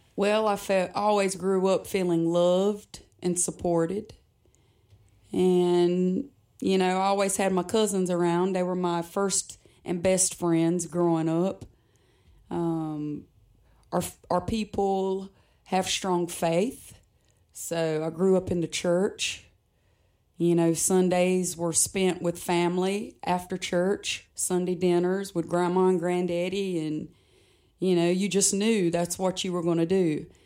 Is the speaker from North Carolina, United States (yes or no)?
yes; Pembroke, North Carolina, United States; accent: Lumbee dialect; I am originally from Robinson County